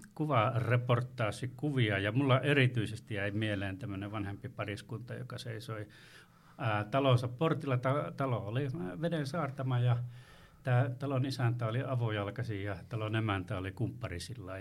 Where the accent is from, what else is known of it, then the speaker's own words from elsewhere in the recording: Torne River valley, Lapland, Finland; Itse, itse on tuolta Uljaan äh, valjastamattoman tornion ja varrelta ja etenkin lapsuudesta muistan tulvaajana